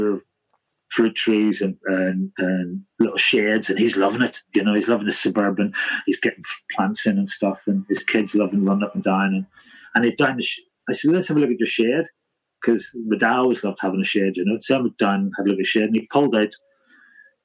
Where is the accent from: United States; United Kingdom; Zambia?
United Kingdom; Holywood, Northern Ireland; moved away; Knocknagonny, Redburn, White City, and I'm from Redburn.